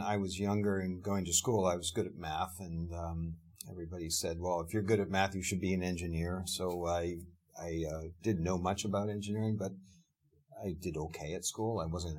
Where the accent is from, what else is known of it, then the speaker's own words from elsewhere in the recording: Pittsburgh, Pennsylvania, United States; yeah, I was raised in Pittsburgh, Pennsylvania, in a rural area.